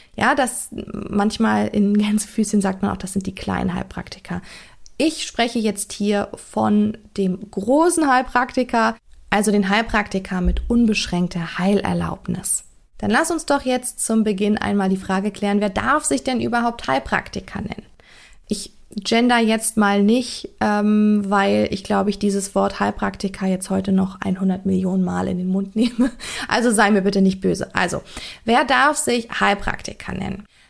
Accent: Germany; bei uns in Deutschland hier

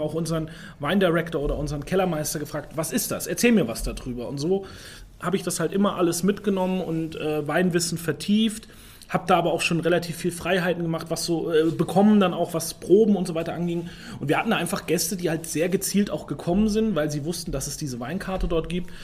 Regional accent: Rhön, Franconia, Bavaria, Germany; Ich komme aus Franken, aus einer Weinbauregion

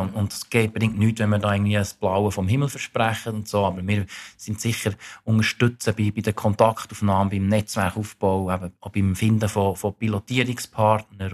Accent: Thun, Bern, Switzerland; moved away as an adult; now in Zurich, Switzerland; ich bin 44, ursprünglich aus Thun, aber seit 22 Jahren in Zürich wohnhaft

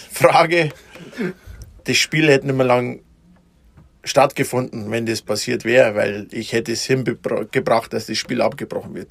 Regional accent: Mittenwald, Bavaria, Germany; in Mittenwald, wo ich herkomme

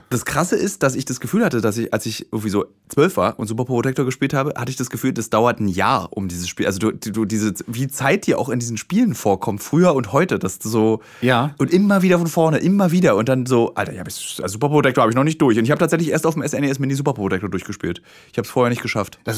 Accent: Bremen, Germany; Ich komme aus Bremen

